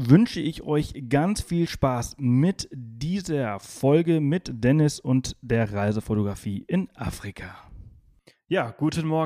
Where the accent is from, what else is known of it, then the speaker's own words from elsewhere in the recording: Balearic Islands, Spain; Ich, ich komme aus Mallorca, deswegen sind das meine ehemaligen Nachbarn.